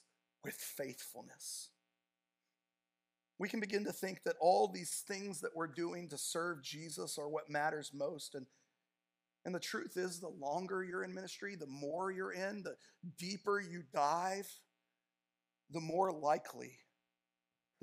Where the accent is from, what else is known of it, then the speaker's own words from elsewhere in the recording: Tacoma, Washington, United States; moved away as an adult; also born or lived in California; the church I grew up in Tacoma, Washington